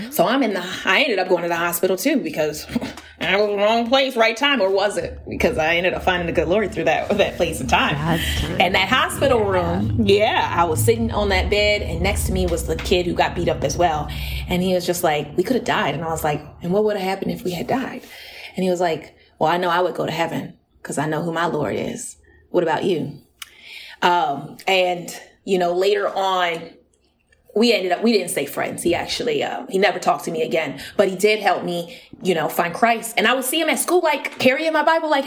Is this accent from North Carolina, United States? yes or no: yes; North Carolina, United States; Well, you know, I was all I was all over the place, uh, but I did get my start in North Carolina.